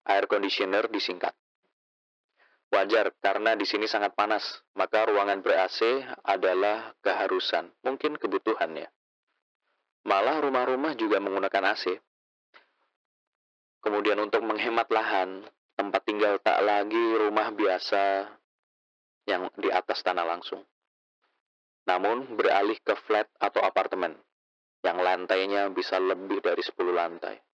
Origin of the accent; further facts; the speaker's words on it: Malang, East Java, Indonesia; Di daerah saya di Malang juga sering. Malah di kota Batu yang dia itu gunung.